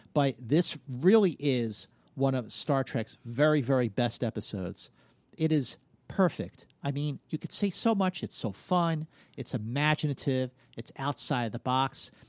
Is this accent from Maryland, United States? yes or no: no; Philadelphia, Pennsylvania, United States; growing up in Philadelphia